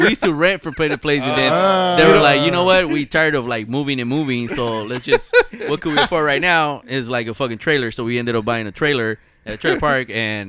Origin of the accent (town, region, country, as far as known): Los Angeles, California, United States; born or raised there